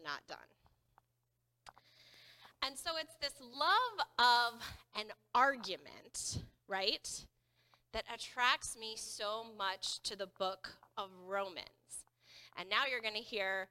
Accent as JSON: {"language": "English", "area": "the Bible Belt", "region": "Southern United States", "country": "United States", "tie": "born or raised there", "said": "Growing up in the Bible Belt, even as a Lutheran"}